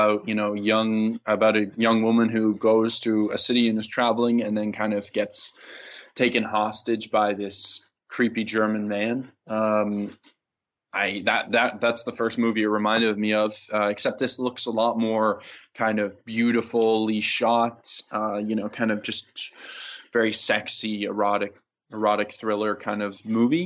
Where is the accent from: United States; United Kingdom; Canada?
Canada; I'm being Canadian